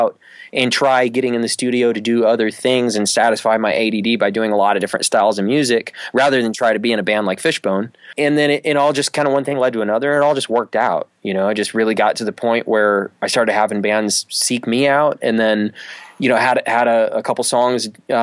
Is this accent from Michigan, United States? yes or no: yes; Michigan, United States; moved away as an adult; also born or lived in Austin, Texas; I grew up in Michigan, and there weren't a lot of bass players where I grew up